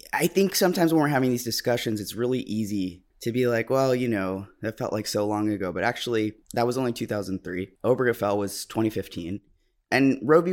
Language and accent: English; New York, United States; I'm a New Yorker.